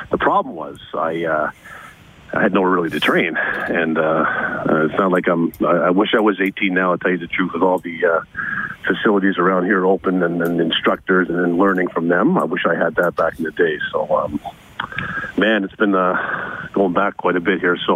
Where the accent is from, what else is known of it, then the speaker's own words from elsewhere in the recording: Scarborough, Ontario, Canada; now in Edmonton, Canada; I grew up in Scarborough, Ontario, Canada